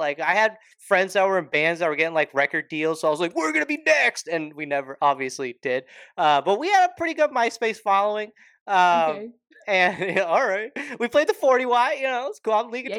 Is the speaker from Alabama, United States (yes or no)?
no; Alpharetta, Georgia, United States; I grew up in Georgia. Yes, I grew up in Alpharetta.